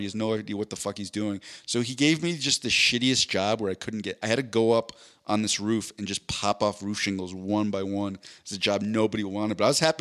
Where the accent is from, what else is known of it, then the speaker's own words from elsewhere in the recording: East Coast, United States; I'm from the East Coast